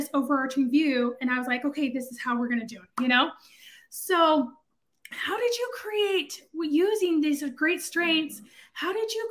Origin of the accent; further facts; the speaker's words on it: West Coast, United States; also born or lived in central US; now in Dallas, United States; I'm from the West Coast